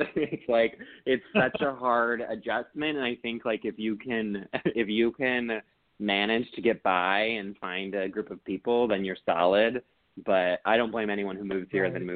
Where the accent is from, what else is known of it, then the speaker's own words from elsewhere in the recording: Lisle, Illinois, United States; moved away; I grew up in the Chicago suburbs, western suburbs, this little town called Lisle.